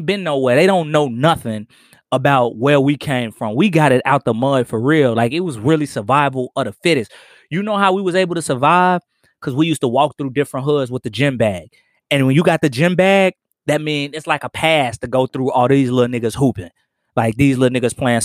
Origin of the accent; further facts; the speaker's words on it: Chicago, Illinois, United States; also born or lived in Mississippi; The South Side, the low end